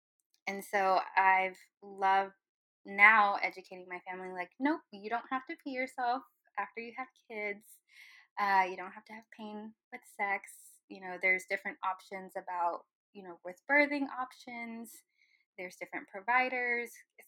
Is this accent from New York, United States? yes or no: no; Irving, Texas, United States; So I was raised in Irving for part of my life.